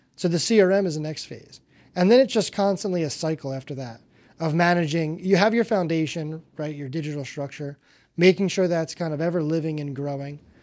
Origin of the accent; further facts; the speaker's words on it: Northeast, United States; now in South Florida, United States; I'm from the Northeast